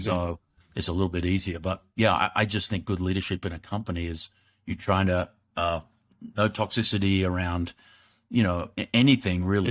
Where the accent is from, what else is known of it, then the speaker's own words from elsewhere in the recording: Australia; growing up in Australia, which is a great country